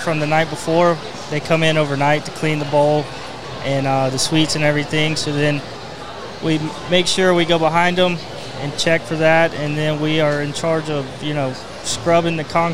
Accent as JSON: {"language": "English", "area": "Oconee County", "region": "Georgia", "country": "United States", "said": "I'm from Oconee County."}